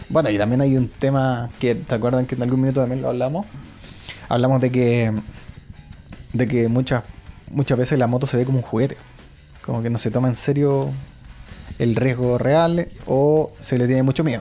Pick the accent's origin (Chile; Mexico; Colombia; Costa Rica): Chile; Santiago, Santiago Metropolitan; Igual somos santiaguinos.